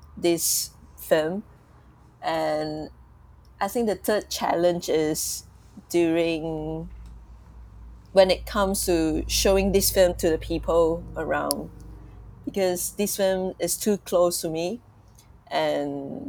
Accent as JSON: {"language": "English", "country": "Malaysia", "said": "I'm from Malaysia"}